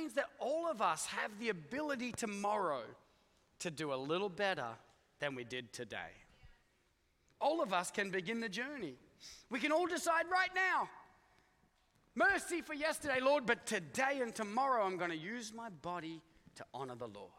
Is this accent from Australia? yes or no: yes; Australia; now in United States; I come from Australia